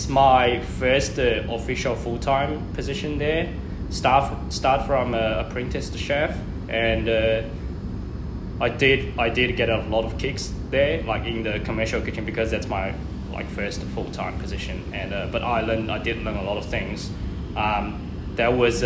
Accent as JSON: {"language": "English", "town": "Changzhou", "region": "Jiangsu", "country": "China", "moved": "yes", "lives_now": "Melbourne, Australia", "said": "It's a city called Changzhou."}